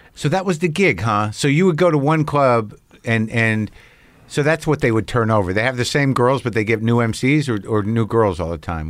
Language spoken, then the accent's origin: English; Albuquerque, New Mexico, United States; also born or lived in New Jersey; I grew up in Albuquerque from Jersey